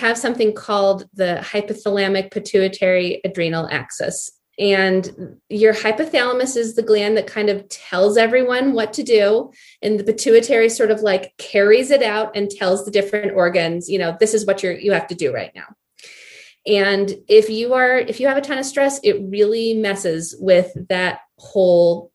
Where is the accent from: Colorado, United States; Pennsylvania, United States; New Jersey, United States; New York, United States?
Colorado, United States; Boulder; also born or lived in Seattle / Anchorage; I'm from Boulder. I grew up here in Colorado